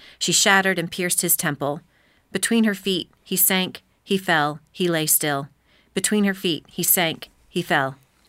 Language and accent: English; Philadelphia, Pennsylvania, United States; also born or lived in State College, Pennsylvania; I grew up outside of Philadelphia in the suburbs.